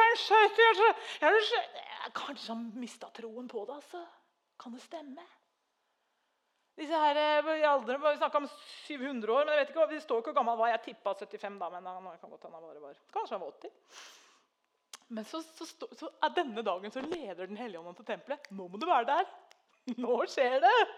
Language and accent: Norwegian; Treungen, Telemark, Norway; moved away; jeg har vokst opp i Treungen, så jeg kan òg nynorsk